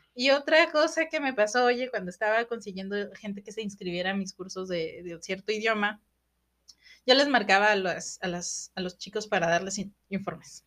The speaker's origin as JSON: {"language": "Spanish", "country": "Mexico", "said": "como mexicanos"}